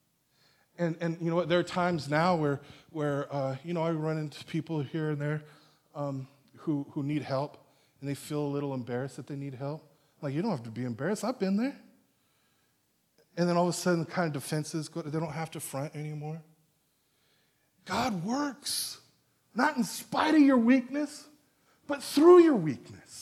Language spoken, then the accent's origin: English; National City, California, United States; now in Escondido, United States; I'm from National City